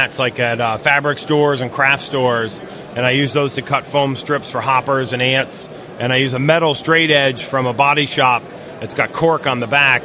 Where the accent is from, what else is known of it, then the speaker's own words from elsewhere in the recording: Morristown, New Jersey, United States; I grew up in Morristown, New Jersey